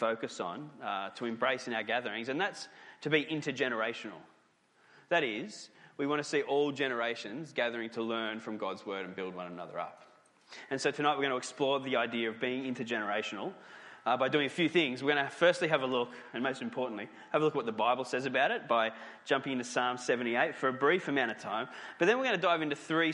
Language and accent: English; Newcastle, New South Wales, Australia; Newcastle, my hometown